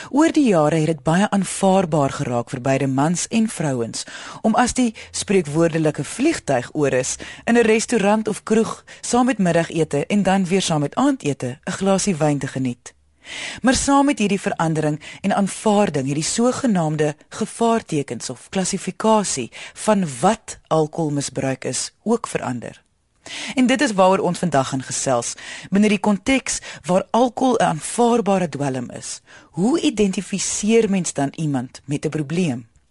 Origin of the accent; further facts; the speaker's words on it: South Africa; Ons as Suid-Afrikaners